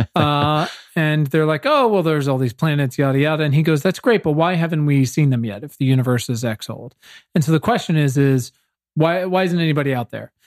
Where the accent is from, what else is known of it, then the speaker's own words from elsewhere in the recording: Virginia, United States; I'm from Virginia